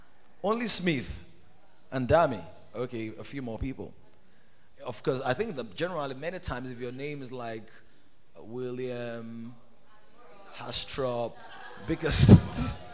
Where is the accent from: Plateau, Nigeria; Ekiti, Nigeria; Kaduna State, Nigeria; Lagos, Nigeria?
Ekiti, Nigeria; I'm from Ekiti.